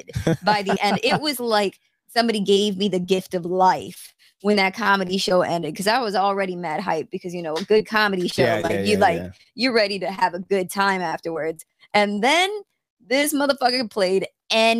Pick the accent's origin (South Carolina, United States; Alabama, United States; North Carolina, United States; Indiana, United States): North Carolina, United States; Raleigh; moved away as an adult; now in New York, United States; When you're from North Carolina and you're raised in North Carolina and then you come to New York